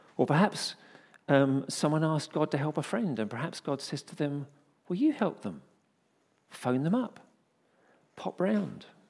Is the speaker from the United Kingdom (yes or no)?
yes; United Kingdom; we're British